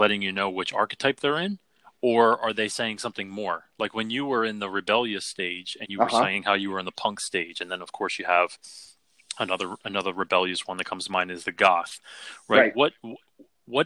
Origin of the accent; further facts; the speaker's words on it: Philadelphia, Pennsylvania, United States; I'm from Philly